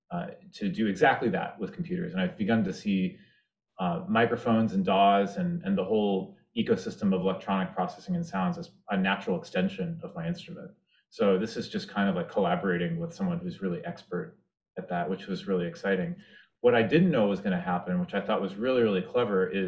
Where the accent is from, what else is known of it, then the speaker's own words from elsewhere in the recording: Washington D.C. area, District of Columbia, United States; grew up in the Washington D.C. area